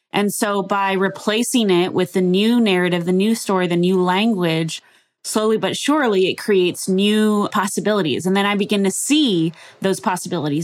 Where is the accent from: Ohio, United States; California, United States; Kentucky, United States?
California, United States; Los Angeles; born and raised in Los Angeles.